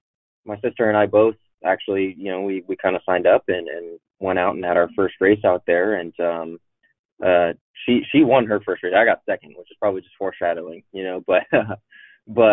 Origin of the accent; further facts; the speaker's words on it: Arlington, Washington, United States; I grew up mostly up in Washington State